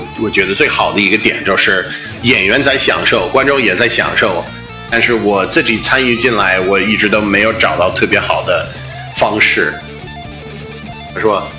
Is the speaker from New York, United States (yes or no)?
no; Boston, Massachusetts, United States; accent: Boston; Chinese is a second language; moved away as an adult; now in China; 我出生在美国，在波士顿，我是美国东北人啊。